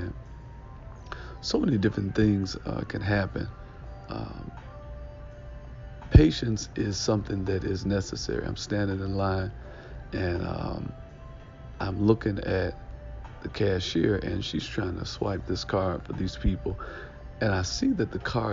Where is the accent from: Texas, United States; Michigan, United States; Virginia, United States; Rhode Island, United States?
Michigan, United States; Detroit; ask me what city I was from, and I told him I was from Detroit